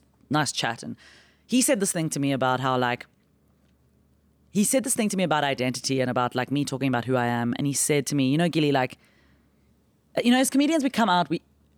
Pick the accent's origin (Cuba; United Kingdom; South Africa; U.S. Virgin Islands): South Africa; So I just say I'm from South Africa and I'm here on a holiday from crime.